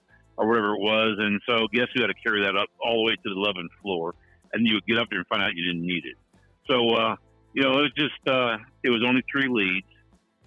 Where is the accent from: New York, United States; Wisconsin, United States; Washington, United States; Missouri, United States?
Missouri, United States; St. Louis; I grew up in South St. Louis